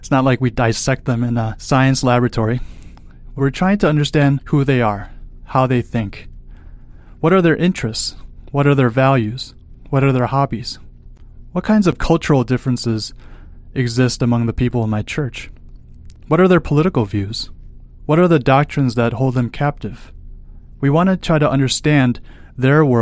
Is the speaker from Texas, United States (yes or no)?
no; Chicago, Illinois, United States; moved away as an adult; also born or lived in Colorado; I'm from Chicago